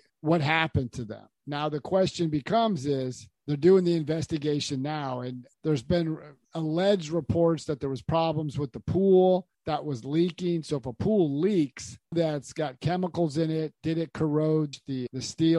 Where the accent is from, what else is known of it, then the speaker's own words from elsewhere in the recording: United States; I was born in America